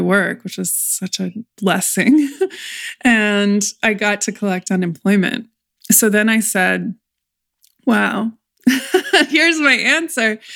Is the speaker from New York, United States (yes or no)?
no; California, United States; I come from California